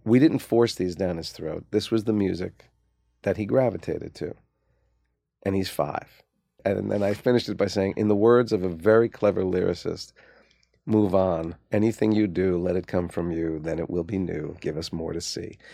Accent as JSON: {"language": "English", "town": "Livingston", "region": "New Jersey", "country": "United States", "tie": "born or raised there", "also_born_or_lived": "Maplewood, New Jersey", "said": "we grew up in New Jersey"}